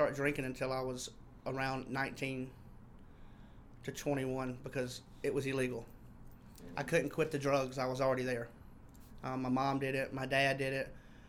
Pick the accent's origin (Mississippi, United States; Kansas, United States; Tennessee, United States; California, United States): Mississippi, United States; I am from Mississippi